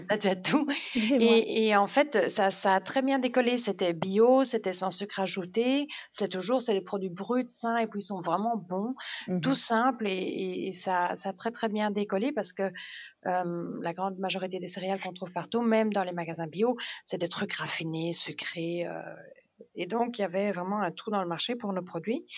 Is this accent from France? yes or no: no; Denmark; moved away as an adult; also born or lived in Germany; now in Belgium; j'ai grandi là-bas de mes 8 ans à mes 28 ans